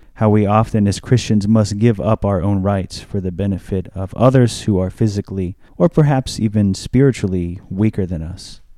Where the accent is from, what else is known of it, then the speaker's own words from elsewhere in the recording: United States; As an American